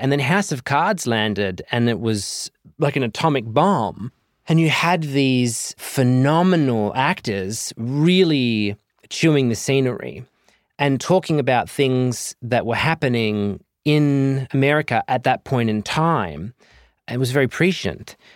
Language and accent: English; Southern Cross, Western Australia, Australia; moved away as an adult; also born or lived in Perth; now in United States; growing up in Southern Cross